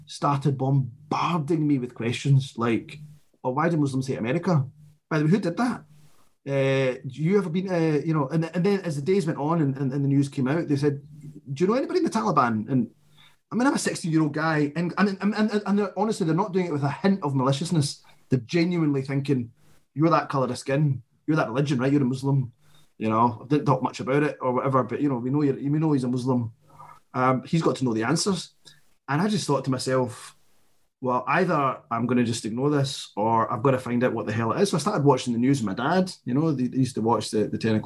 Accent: Glasgow, Scotland, United Kingdom; a boy growing up in Glasgow

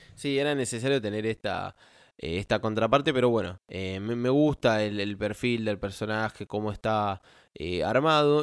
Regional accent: Argentina; como argentino

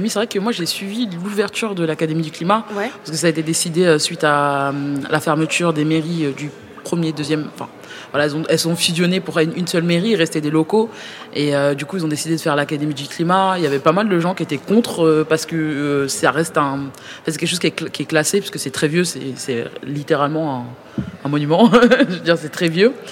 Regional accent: Paris, Île-de-France, France; je suis parisienne, sûrement la personne qui habite le plus à côté

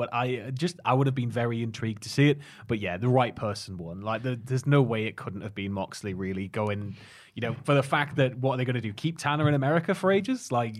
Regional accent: Northumberland, North East England, United Kingdom; Growing up in Northumberland's boring, isn't it?

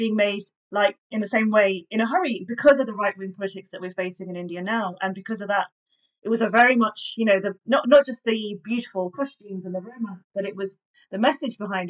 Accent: High Wycombe, South East England, United Kingdom; I grew up in High Wycombe

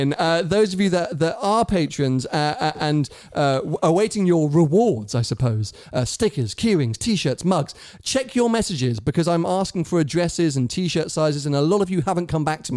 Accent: United Kingdom; I, as a Brit, felt safe moving through Italy

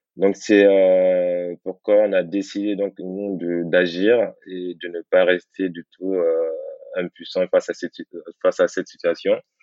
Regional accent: Guinea; moved away; je suis originaire de la Guinée

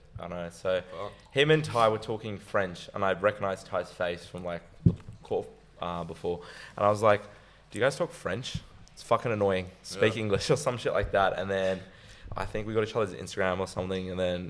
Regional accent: Melbourne, Victoria, Australia; I'm from Melbourne

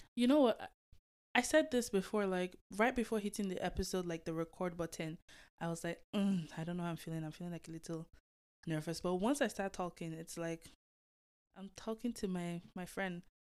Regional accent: Delta, Nigeria; now in Toronto, Canada; I was born and raised in Nigeria, Delta State

